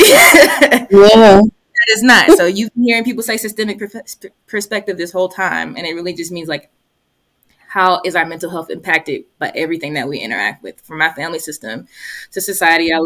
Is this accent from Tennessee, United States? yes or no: no; Columbus, Georgia, United States; my hometown, I'm from Columbus, Georgia